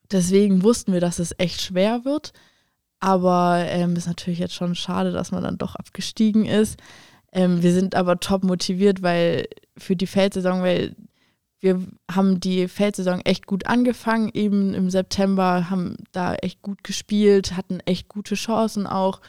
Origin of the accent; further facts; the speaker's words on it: Germany; Bei uns in Deutschland